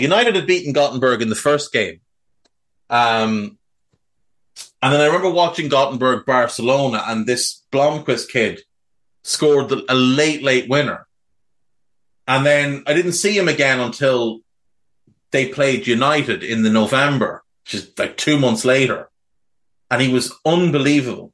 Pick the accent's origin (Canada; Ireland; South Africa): Ireland; being Irish